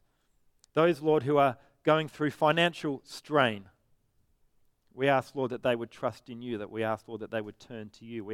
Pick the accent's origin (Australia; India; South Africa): Australia; Perth, Western Australia; I'm from Perth